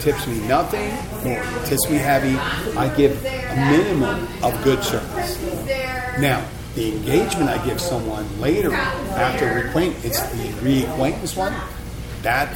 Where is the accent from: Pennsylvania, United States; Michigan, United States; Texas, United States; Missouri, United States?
Pennsylvania, United States; Philadelphia; now in Key Largo, United States; I'm from Philadelphia